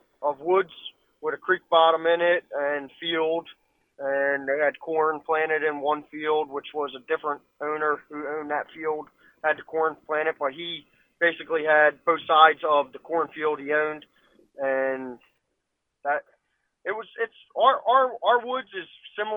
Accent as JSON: {"language": "English", "town": "Mullica Township", "region": "New Jersey", "country": "United States", "said": "I'm from Mullica Township, New Jersey."}